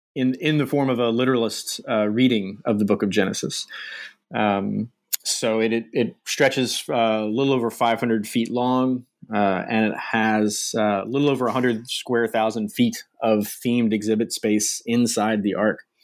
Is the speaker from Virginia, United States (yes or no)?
yes; coastal Virginia, United States; moved away as an adult; also born or lived in Michigan; I grew up in Virginia, uh, uh, in the U.S., uh, sort of coastal Virginia area, Chesapeake Bay